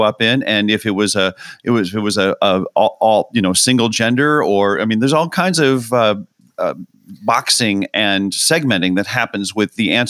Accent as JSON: {"language": "English", "town": "St. Louis", "region": "Missouri", "country": "United States", "tie": "born or raised there", "said": "I grew up in St. Louis, and St. Louis with the Arch, yes."}